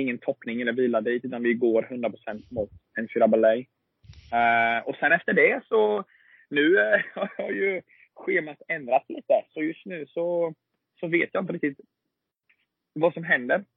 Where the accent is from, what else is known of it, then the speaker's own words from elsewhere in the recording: Sweden; moved away as an adult; also born or lived in Alabama; now in United States; jag hemma i Sverige i 16 månader